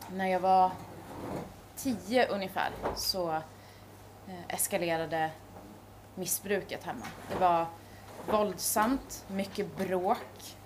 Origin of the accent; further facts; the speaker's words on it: Gävle, Gävleborg County, Sweden; jag kommer från Gävle